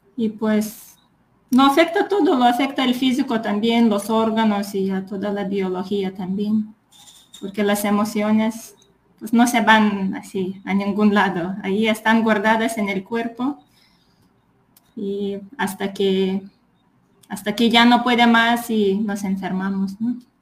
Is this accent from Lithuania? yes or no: yes; Lithuania; Spanish is a second language; moved away; Pues soy de Lituania